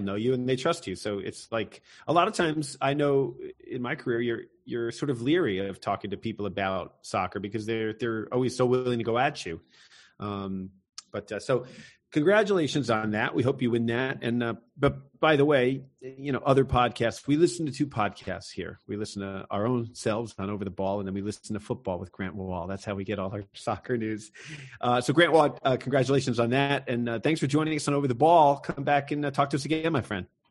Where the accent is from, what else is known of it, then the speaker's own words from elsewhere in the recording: United States; I take great pride as an American